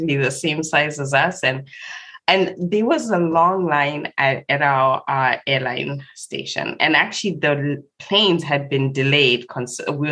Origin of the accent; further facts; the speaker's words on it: Zimbabwe; I was born and raised in Zimbabwe